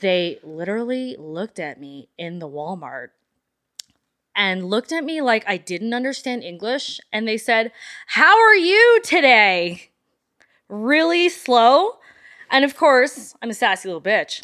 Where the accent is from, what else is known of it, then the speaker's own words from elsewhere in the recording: Calgary, Alberta, Canada; we grew up in the Northwest